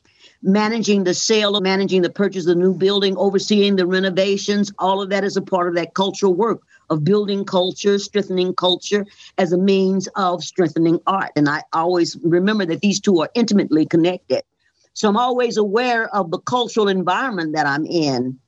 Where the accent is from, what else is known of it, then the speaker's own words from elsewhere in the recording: St. Louis, Missouri, United States; I was born in St. Louis and I had the fortune of wonderful parents.